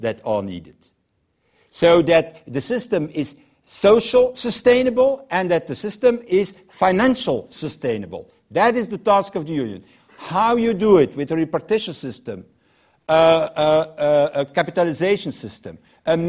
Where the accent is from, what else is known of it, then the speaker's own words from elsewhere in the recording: Belgium; I'm from Belgium